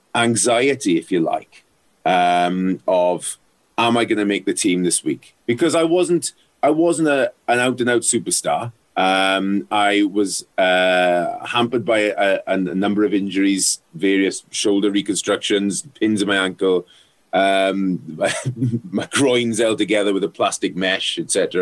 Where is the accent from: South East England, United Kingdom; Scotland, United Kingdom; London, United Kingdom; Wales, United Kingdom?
Wales, United Kingdom; South; growing up in South Wales, um, rugby was a religion, still is